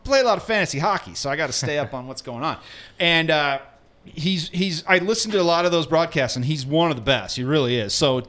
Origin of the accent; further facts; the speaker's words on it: outside Omaha, Nebraska, United States; now in Denver, United States; I grew up in outside Omaha, and there's Runza huts everywhere